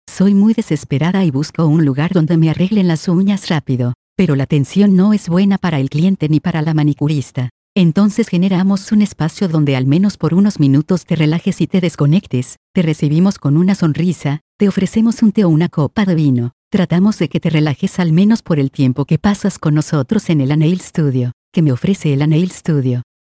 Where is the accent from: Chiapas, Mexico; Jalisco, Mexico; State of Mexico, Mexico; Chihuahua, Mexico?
Chihuahua, Mexico; Ciudad Juárez; Nací en Ciudad Juárez, tuve una infancia humilde, crecí en la colonia industrial, prácticamente en el centro de la ciudad.